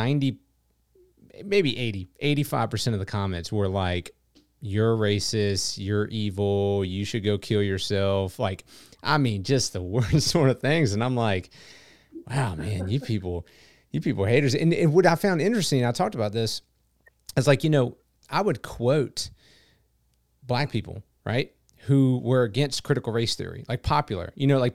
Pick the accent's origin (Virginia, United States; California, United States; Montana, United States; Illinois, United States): Virginia, United States; I grew up here in Virginia, got a lot of ties to North Carolina